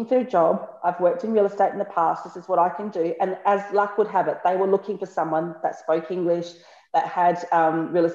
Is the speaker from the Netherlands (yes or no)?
no; Australia; moved away as an adult; also born or lived in Sydney, Australia / Bolzano, Italy / Naples, Italy; now in Martina Franca, Italy; I'm from Australia